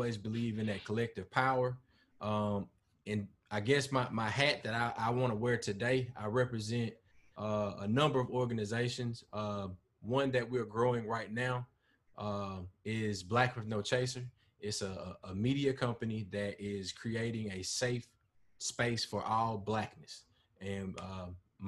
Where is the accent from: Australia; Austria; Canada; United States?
United States; Mobile, Alabama; moved away as an adult; now in Mississippi, United States; I'm originally from Mobile, Alabama, got to Mississippi in 1999 and basically never left